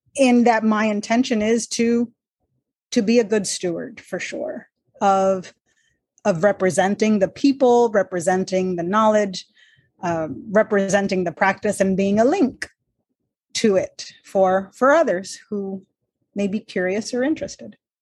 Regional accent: Texas-Mexico border, United States; I'm Mexican American. Grew up on the Texas Mexico border

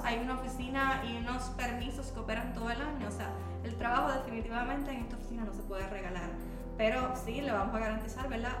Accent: Bayamón, Puerto Rico; yo me crié en el campo de Bayamón, pero bien arriba.

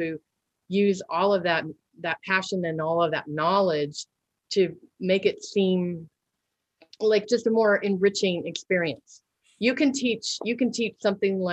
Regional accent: Missouri, United States; we had a local studio for Taekwondo in my hometown here in Missouri

